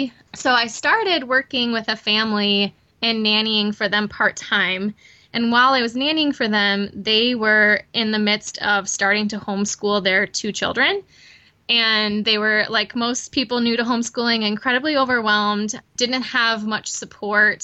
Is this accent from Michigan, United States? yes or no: yes; Michigan, United States; moved away as an adult; now in Chattanooga, United States; I am originally from Michigan, grew up there, went to college there